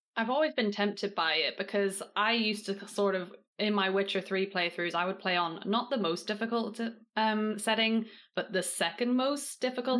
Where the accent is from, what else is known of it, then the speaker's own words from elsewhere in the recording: Northern Ireland, United Kingdom; now in England; I live in England now, but I was raised in Northern Ireland